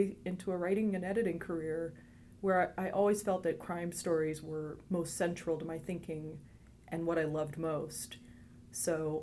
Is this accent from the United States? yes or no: no; Eastern Ontario, Canada; moved away; I'm from Canada originally